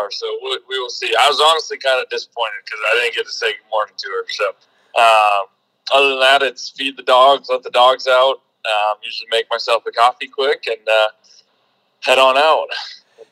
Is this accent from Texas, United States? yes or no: no; North Dakota, United States; moved away as an adult; I grew up in North Dakota